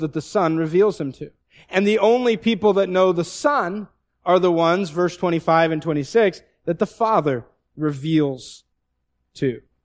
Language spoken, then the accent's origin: English; the Northwest, Pacific Northwest, United States; moved away; I looked like I'm exactly from the Northwest